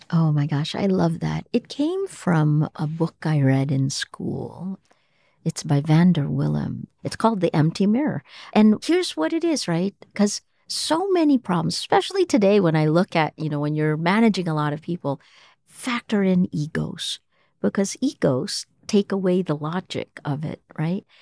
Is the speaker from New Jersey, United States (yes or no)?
yes; Toms River, New Jersey, United States; moved away as an adult; also born or lived in Manila; now in Philippines; I was a kid from Tom's River, New Jersey